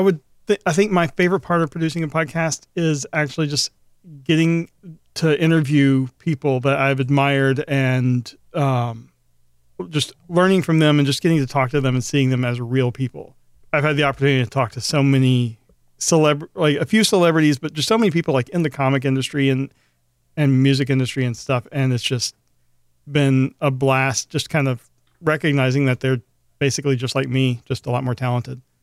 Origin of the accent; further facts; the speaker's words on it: Memphis, Tennessee, United States; moved away; I'm originally from Memphis, Tennessee